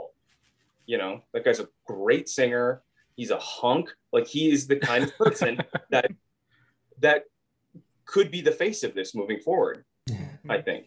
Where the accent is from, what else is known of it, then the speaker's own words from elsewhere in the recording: Southeast Minnesota, United States; I grew up in Southeast Minnesota.